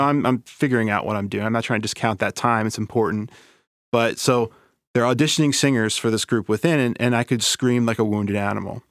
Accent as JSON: {"language": "English", "town": "Baltimore", "region": "Maryland", "country": "United States", "tie": "born or raised there", "said": "I grew up in Southeast Baltimore in a neighborhood, uh, called Bayview"}